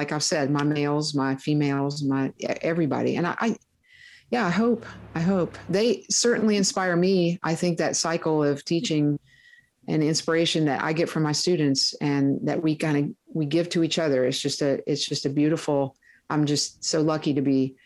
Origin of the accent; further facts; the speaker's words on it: near Huntington, West Virginia, United States; I grew up near Huntington, West Virginia